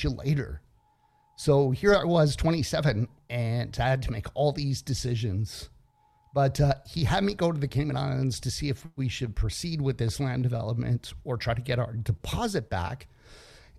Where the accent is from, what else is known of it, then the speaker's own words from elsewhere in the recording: Toronto, Ontario, Canada; moved away; also born or lived in Dominican Republic / Florida; I was born and raised in Toronto, Canada.